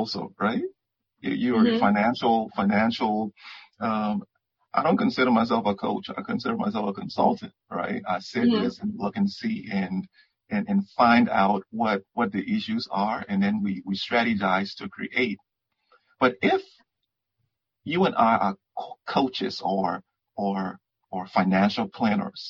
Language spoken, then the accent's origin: English; Liberia; moved away; I was born in West Africa, Liberia